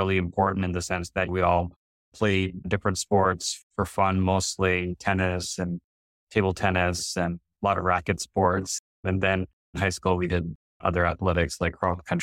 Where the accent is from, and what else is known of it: northern New Jersey, United States; born or raised there